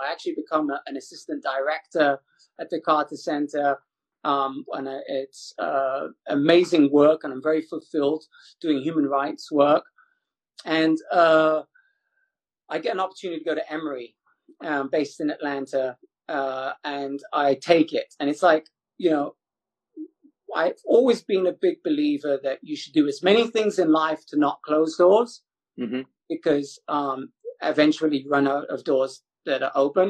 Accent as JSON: {"language": "English", "region": "London", "country": "United Kingdom", "tie": "born or raised there", "first_language": "English", "moved": "as an adult", "lives_now": "United States", "said": "growing up in Ladbroke Grove"}